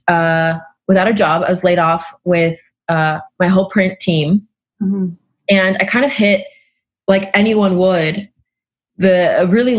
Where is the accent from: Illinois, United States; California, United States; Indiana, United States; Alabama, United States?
California, United States; San Diego; moved away as an adult; now in New York, United States; I grew up in San Diego, California, eating the most beautiful produce of all time